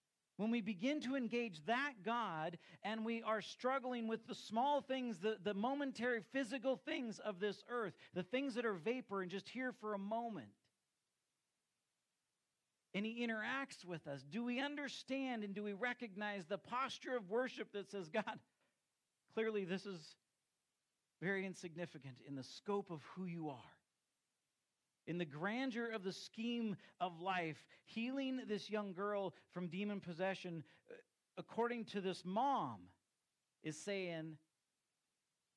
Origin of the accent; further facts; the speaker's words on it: United States; as American Christians